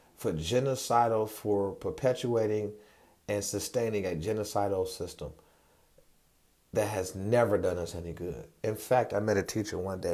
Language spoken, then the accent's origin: English; United States; I'm a descendant of Moroccans and born in America.